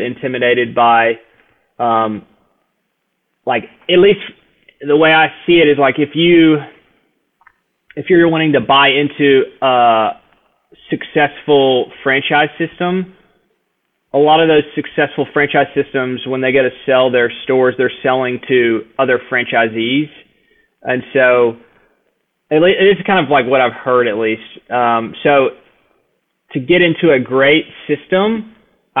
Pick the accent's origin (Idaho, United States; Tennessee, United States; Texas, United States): Tennessee, United States; Nashville; now in Birmingham, United States; I'm from Nashville